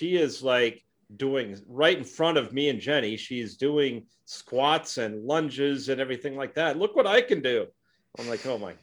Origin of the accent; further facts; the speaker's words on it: Minneapolis, Minnesota, United States; I'm from Minneapolis